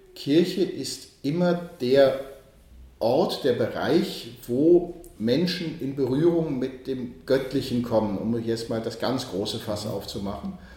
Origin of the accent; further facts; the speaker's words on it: Archdiocese of Cologne, North Rhine-Westphalia, Germany; moved away as an adult; also born or lived in Bonn; now in Vienna, Austria; ich werde wieder zurückgehen in die Diözese Köln, in meine Heimat, ins Rheinland